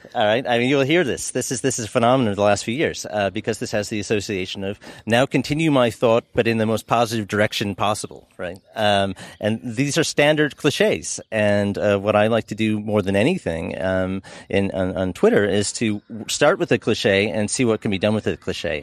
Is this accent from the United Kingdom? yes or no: no; United States; as an American